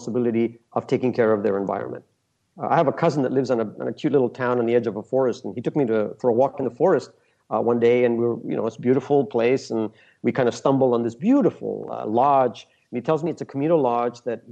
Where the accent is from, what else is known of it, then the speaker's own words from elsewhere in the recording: Peru; I never lived there. I was born in Peru